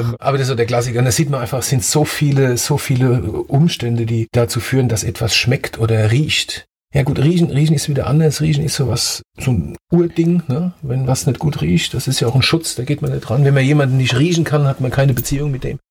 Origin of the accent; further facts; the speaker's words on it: Ludwigshafen, Rhineland-Palatinate, Germany; accent: Palatinate (Pfälzisch); also born or lived in Mannheim / Heidelberg / Annweiler; now in Nierstein, Germany; die meiste Zeit meiner Jugend habe ich in Ludwigshafen verbracht und Kindheit in Ludwigshafen verbracht